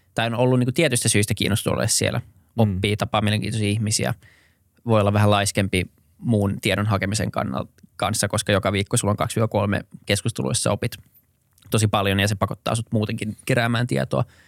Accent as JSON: {"language": "Finnish", "town": "Helsinki", "region": "Uusimaa", "country": "Finland", "tie": "born or raised there", "also_born_or_lived": "Berkeley, United States / New York, United States"}